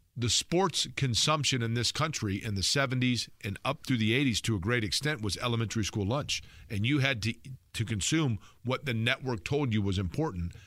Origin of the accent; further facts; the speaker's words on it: Indianapolis, Indiana, United States; I grew up here in Indianapolis